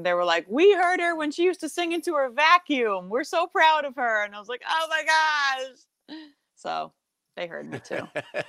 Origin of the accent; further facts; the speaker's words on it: Southold, New York, United States; because I was from Southold, so I was in the middle of nowhere.